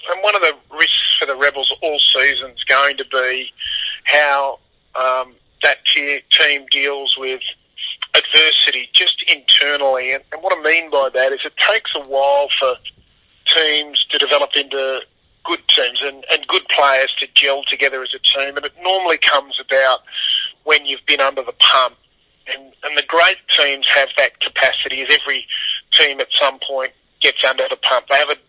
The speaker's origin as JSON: {"language": "English", "country": "Australia", "said": "because I'm an Aussie rugby fan"}